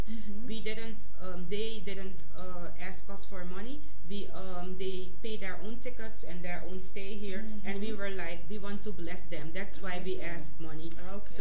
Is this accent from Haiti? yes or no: no; Netherlands; we are from the Netherlands